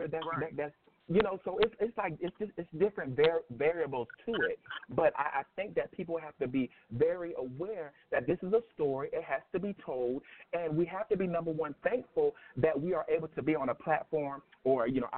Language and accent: English; the South, United States; I grew up in the South